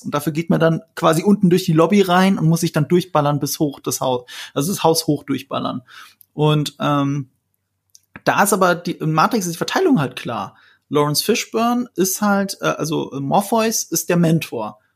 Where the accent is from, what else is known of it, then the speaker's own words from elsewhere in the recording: Rhineland-Palatinate, Germany; ich komme aus Rheinland-Pfalz, wo viele US-Soldaten stationiert sind